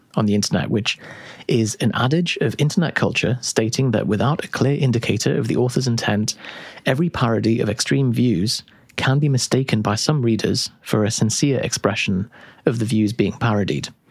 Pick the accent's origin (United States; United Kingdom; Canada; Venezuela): United Kingdom; we're too British